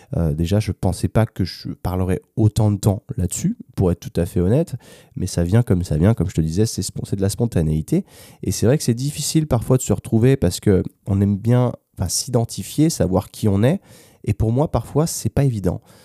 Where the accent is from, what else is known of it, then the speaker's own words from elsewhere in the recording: France; moved away as an adult; also born or lived in United States / London; now in Valencia, Spain; quand je rentre en France